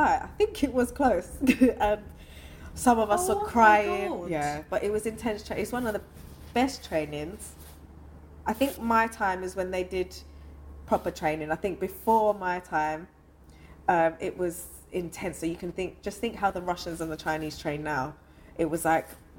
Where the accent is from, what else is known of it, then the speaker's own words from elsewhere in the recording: London, United Kingdom; also born or lived in Ingatestone, Essex; I was born in London, but I went to secondary school in Essex in Ingatestone.